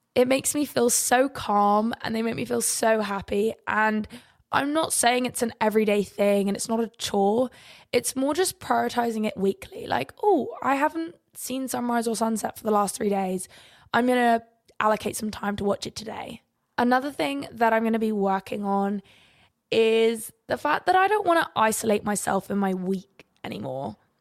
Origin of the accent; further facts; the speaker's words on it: England, United Kingdom; we have beautiful sunrises and sunsets in England